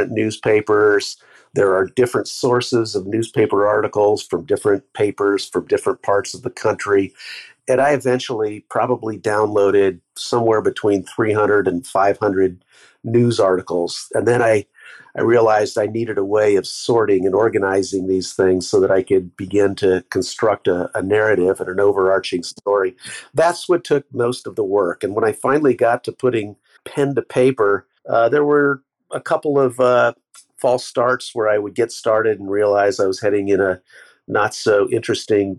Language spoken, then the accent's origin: English; San Jose, California, United States; I grew up mostly in San Jose